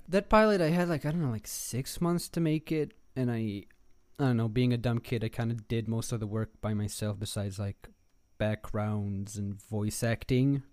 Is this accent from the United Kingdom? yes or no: no; Tel Aviv, Tel Aviv District, Israel; moved away as an adult; now in Los Angeles, United States; I'm, uh, born and raised in Israel, in Tel Aviv